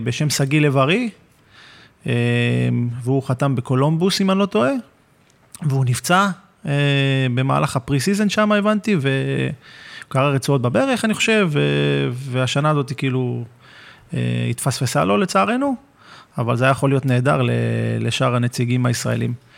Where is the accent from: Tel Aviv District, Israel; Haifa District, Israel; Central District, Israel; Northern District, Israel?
Haifa District, Israel; Hadera; also born or lived in Kfar Saba; מהפועל חדרה, שמשם אני במקור